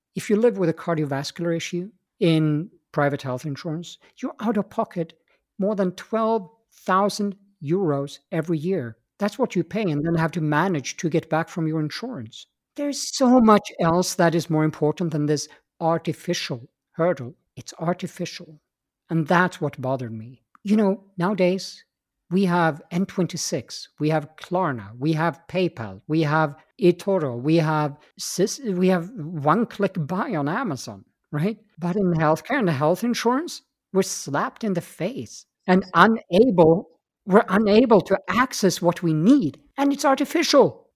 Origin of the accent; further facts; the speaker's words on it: Stockholm, Stockholm County, Sweden; moved away as an adult; also born or lived in Austria; I come from Stockholm, Sweden, uh, born and raised there, and uh, but I left that country when I was uh, 24 years of age